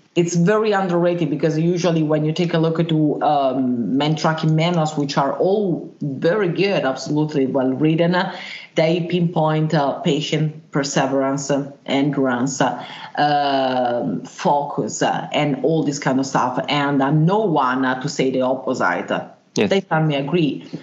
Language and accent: English; Milan, Lombardy, Italy; I was born in Italy, in uh, in Mailand